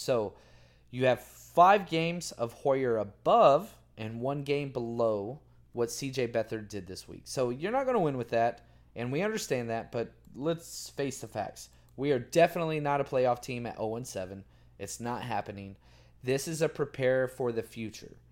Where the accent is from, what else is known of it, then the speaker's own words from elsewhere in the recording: Dallas, Texas, United States; I grew up in Dallas my entire life